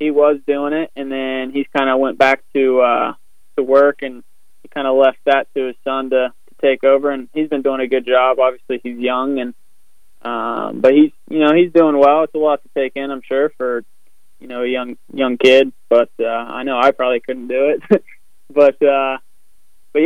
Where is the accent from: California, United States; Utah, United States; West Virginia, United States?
West Virginia, United States; from where I grew up in West Virginia